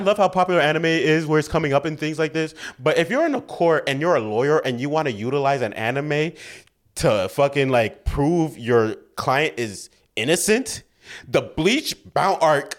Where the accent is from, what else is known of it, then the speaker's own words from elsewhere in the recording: New York City, New York, United States; We're black, we're from the Bronx.